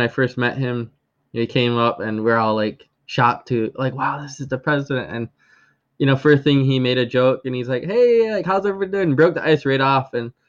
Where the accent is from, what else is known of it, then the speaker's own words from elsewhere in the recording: Akwesasne, New York, United States; I'm from the Akwesasne community, which actually straddles the U.S.-Canadian border, with it residing in New York State, as well as the province of Ontario and the province of Quebec.